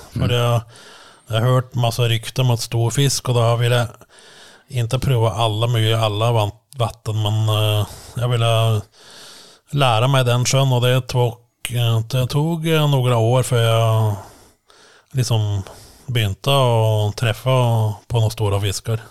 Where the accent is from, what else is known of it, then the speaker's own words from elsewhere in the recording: Langhus, Akershus, Norway; now in Ski, Norway; ja, egentligen från Langhus, eh, en, några kilometer från Sigrud som jag bor nu. Mm. Så jag har stannat lokalt